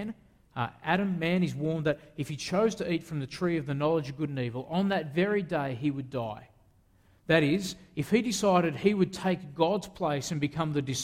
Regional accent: Australia; I'm an Australian

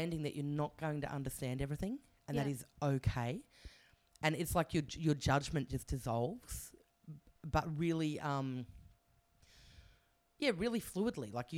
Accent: Canberra, Australian Capital Territory, Australia; moved away as an adult; also born or lived in Taiwan; I grew up in Canberra

